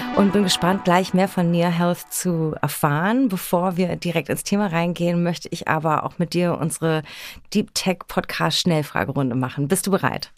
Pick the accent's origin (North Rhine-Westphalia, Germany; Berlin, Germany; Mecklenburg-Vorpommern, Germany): Berlin, Germany; born or raised there